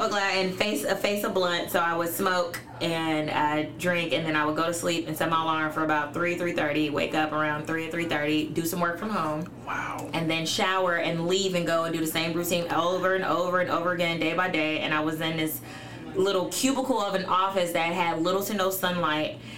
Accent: Chicago, Illinois, United States; also born or lived in Elgin, Illinois; I was born in Elgin, but moved. My parents moved. Well, my mom moved to Chicago when I was a month old

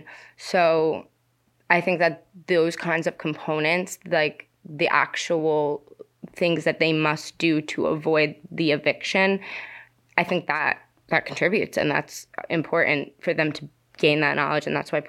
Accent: New Jersey, United States; I'm a junior journalism student at the University of Connecticut. I'm from New Jersey.

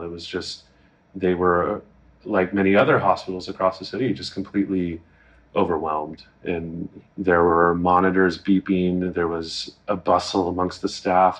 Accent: United States; as an American

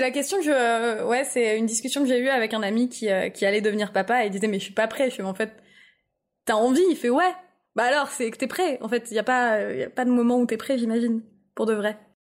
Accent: Lille, Hauts-de-France, France; Alors, je viens de Lille

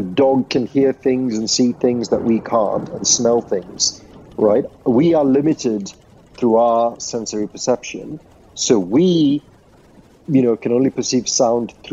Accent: Sri Lanka; I grew up in Sri Lanka.

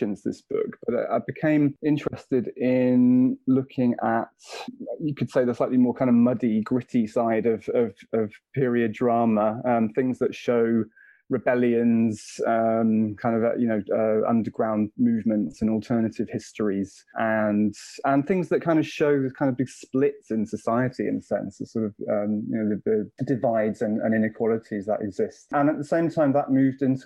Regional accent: Bristol, South West England, United Kingdom; moved away as an adult; I grew up in Bristol

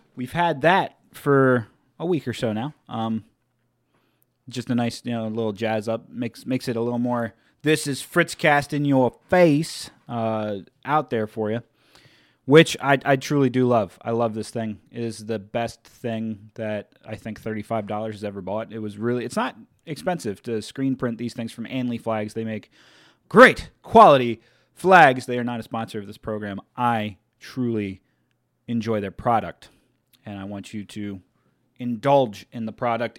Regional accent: Delaware, United States; I'm from Delaware

